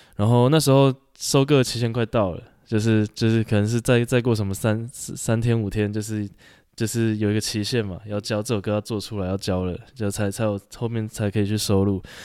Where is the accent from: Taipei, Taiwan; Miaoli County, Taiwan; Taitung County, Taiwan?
Taipei, Taiwan; also born or lived in Tainan; 我在台北长大的